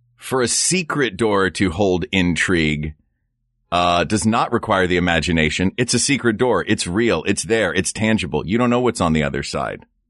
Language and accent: English; the South, United States; moved away; I grew up in the South